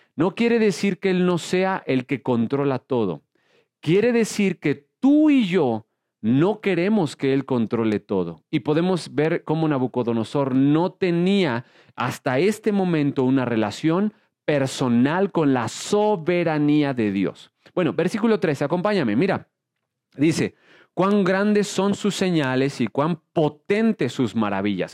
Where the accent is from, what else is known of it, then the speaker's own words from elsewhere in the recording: Mexico; soy mexicano